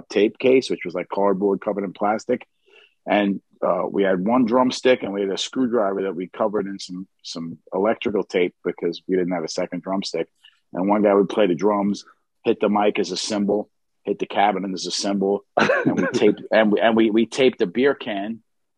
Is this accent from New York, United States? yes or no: yes; New York City, New York, United States; I grew up in Queens, in Bayside, Queens.